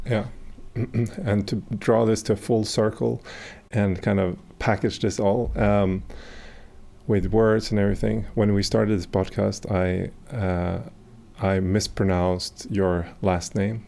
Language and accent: English; Sweden; I'm abroad from Sweden